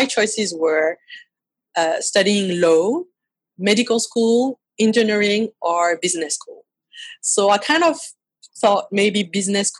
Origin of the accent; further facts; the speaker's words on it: Paris, Île-de-France, France; accent: French; English is a second language; So I was born and raised in Paris